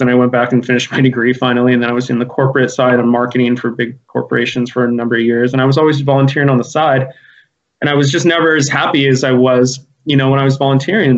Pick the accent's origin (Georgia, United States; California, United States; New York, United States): California, United States; Santa Cruz; I was born and raised in Santa Cruz